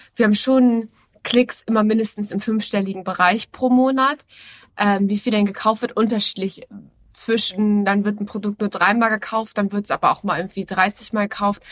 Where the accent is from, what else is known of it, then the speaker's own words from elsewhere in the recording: Hamburg, Germany; Ich bin zwar gebürtige Hamburgerin, aber ich habe mich mit der Hamburger Mentalität und dem Wetter nie komplett identifiziert